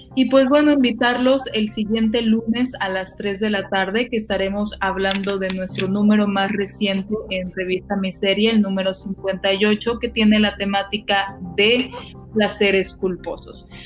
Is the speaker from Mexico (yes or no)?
yes; Tampico, Tamaulipas, Mexico; Yo soy de Tampico